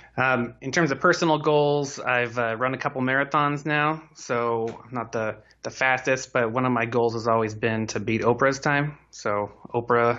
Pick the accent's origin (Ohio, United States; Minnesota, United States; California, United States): California, United States; Silicon Valley; I grew up here in Silicon Valley